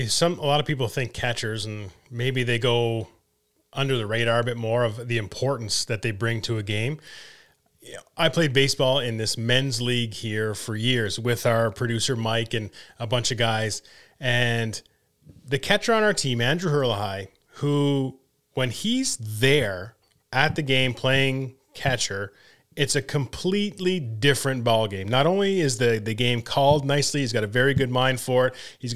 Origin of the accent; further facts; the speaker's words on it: Canada; And again, when as a Canadian kid, I want to see them do well and help the Canadian team do well.